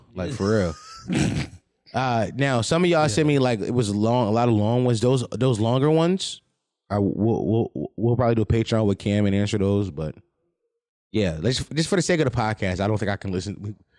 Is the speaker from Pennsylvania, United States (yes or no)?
yes; Philadelphia, Pennsylvania, United States